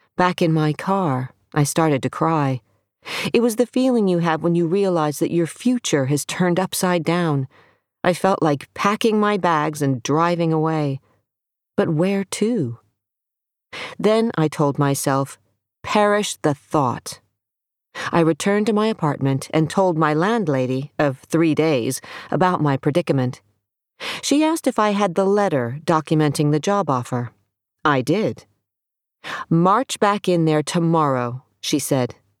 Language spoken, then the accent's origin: English; Miami, Florida, United States; moved away as an adult; also born or lived in Seattle; I went to my hometown, Miami, Florida